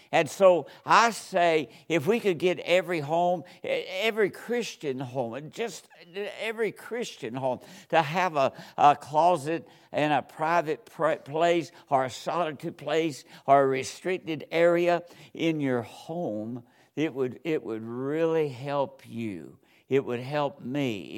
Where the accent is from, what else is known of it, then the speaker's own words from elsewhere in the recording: Georgia, United States; moved away; I'm from Georgia, and, uh, I was, was born and raised there